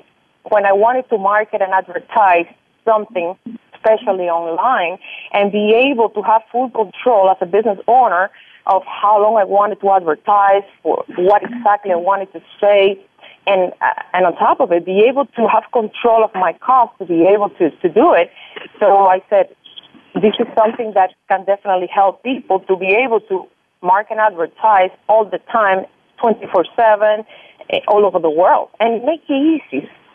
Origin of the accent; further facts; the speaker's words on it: Cuba; moved away; I came from Cuba about 20-some years ago with my parents, and when I got here, I started to get into my real estate